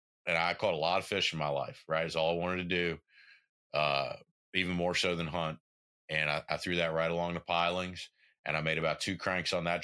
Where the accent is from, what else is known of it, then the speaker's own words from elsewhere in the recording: southwest Tennessee, United States; I grew up in Tennessee, in the far southwest corner of Tennessee.